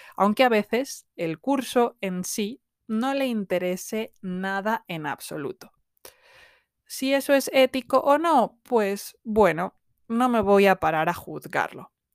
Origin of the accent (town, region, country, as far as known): Spain; also born or lived in south of England; now in England, United Kingdom